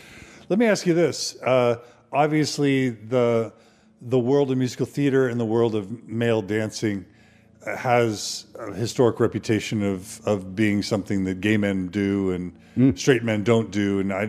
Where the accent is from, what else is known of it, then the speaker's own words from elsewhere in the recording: Texas, United States; I grew up in Texas, so I can imagine that possibly happening.